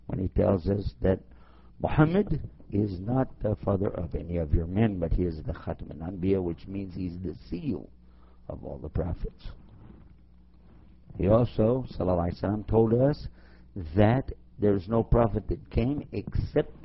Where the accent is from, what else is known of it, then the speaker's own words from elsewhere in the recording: Texas, United States; my home state of Texas